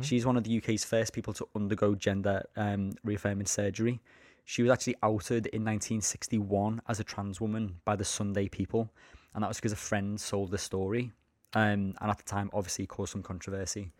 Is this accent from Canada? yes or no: no; Liverpool, North West England, United Kingdom; I'm from Liverpool.